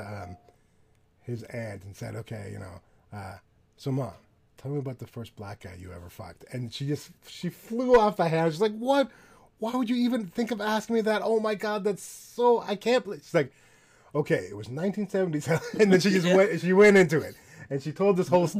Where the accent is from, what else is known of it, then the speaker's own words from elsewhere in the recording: Canada; I'm from Canada